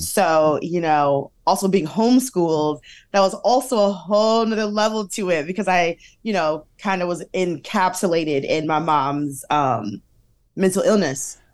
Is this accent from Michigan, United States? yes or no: yes; Detroit, Michigan, United States; we, uh, grew up in Detroit, half Detroit, half downriver